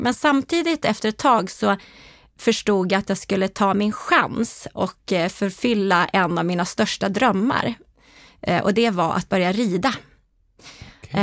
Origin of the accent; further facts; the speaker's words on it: Härnösand, Västernorrland County, Sweden; also born or lived in Ånge; Norrlandstjej. Precis som du säger eh, är jag född i Ånge men jag är faktiskt uppväxt i Härnösand.